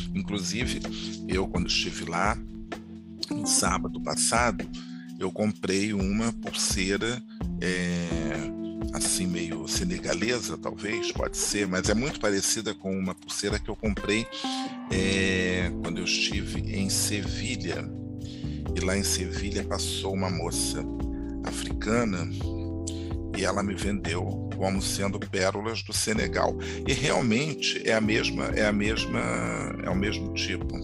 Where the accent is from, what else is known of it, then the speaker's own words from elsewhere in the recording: Rio de Janeiro, Brazil; em Madureira, bairro do subúrbio carioca, onde eu nasci e cresci